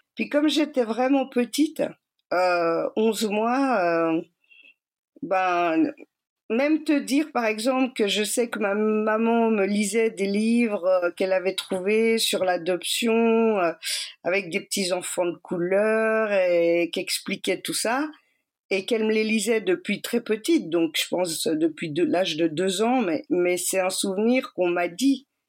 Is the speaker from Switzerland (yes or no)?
yes; Geneva, Switzerland; also born or lived in Cali, Colombia; Je suis suisse, j'ai grandi à Genève.